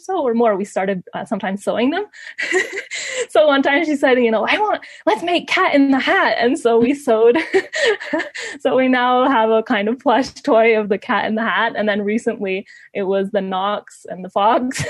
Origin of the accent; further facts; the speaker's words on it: Ecuador; also born or lived in Canada; I mostly grew up here in Ecuador, but my whole family's in Canada.